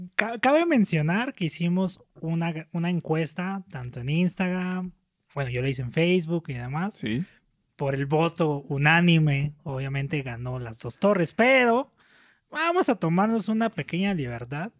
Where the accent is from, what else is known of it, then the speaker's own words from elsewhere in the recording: Mexico City, Mexico; nosotros somos del norte de la Ciudad de México